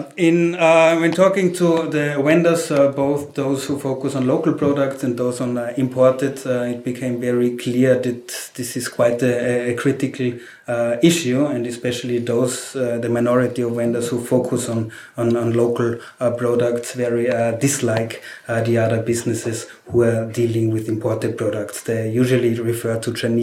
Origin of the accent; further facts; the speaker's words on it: Austria; I'm from Austria